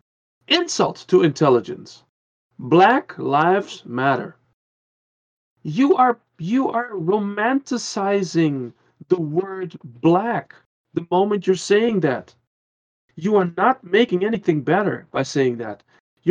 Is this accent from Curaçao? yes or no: yes; Curaçao; also born or lived in Netherlands; now in Germany; I came from the Netherlands. I was like 4 and a half and we moved to Curacao.